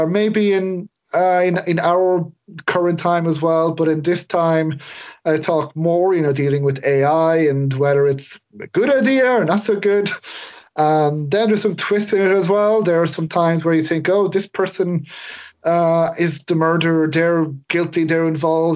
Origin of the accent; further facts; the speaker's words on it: Ireland; I'm Irish